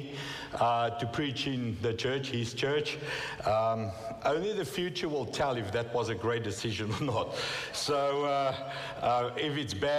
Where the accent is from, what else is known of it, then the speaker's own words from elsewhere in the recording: South Africa; first language Afrikaans; English is a second language; moved away as an adult; now in United States; English is not my first language, okay? I come from South Africa, and my first language is Afrikaans